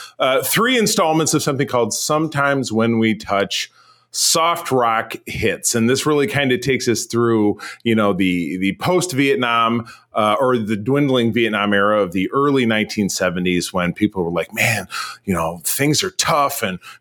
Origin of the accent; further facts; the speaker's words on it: Hollis, New York, United States; growing up in Hollis, Queens, I was listening to soft rock because that was what was on the radio.